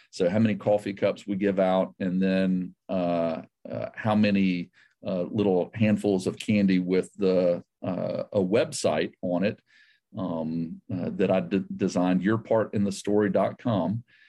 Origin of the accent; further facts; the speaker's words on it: the South, United States; also born or lived in South Asia / Georgia; I grew up in the South.